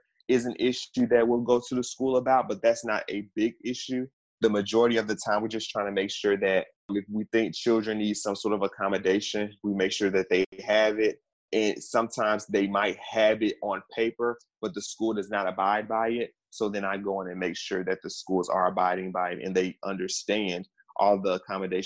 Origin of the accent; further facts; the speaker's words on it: Memphis, Tennessee, United States; also born or lived in Washington, D.C. / Maryland; I had to come back home. I'm from Memphis.